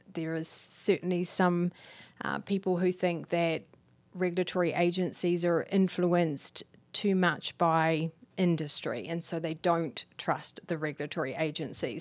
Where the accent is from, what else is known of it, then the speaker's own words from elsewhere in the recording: New Zealand; I'm from New Zealand.